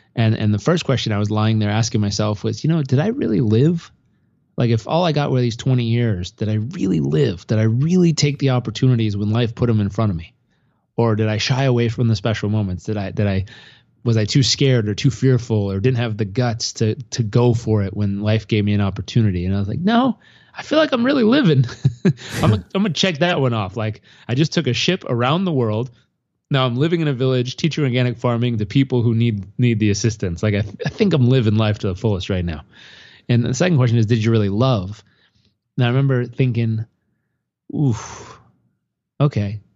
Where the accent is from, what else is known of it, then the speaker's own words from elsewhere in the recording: San Diego, California, United States; also born or lived in Los Angeles; I grew up in Southern California, uh, born in Los Angeles, grew up in San Diego